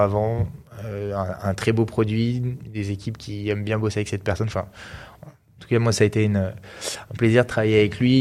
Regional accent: Grenoble, Auvergne-Rhône-Alpes, France; on est grenoblois

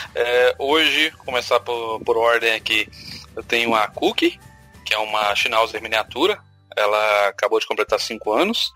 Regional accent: Minas Gerais, Brazil; now in Lauro de Freitas, Brazil; Sou da grande metrópole de Minópolis

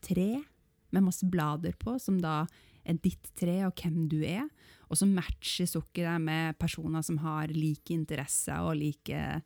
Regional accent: Northern Norway, Norway; jeg er nordlending

